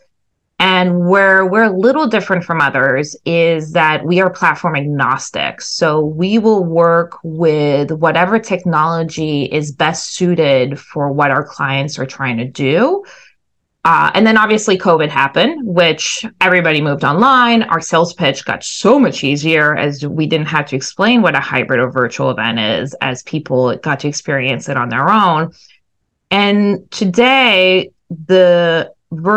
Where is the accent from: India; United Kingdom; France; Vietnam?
France; moved away as an adult; also born or lived in Southeast Asia / Syracuse, New York / New York City; went back to my home country of France